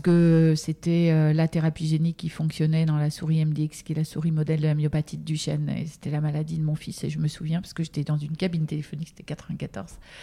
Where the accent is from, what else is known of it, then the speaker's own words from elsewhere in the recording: Normandy, France; je suis normande à l'origine